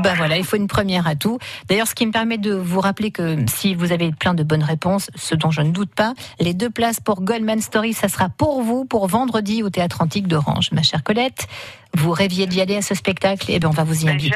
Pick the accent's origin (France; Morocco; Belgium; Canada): France; Vaucluse, Provence-Alpes-Côte d'Azur; chez nous en Vaucluse